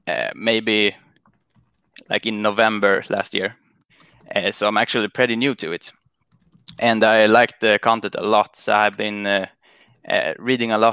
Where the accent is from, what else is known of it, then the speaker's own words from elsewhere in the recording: Sweden; I'm from Sweden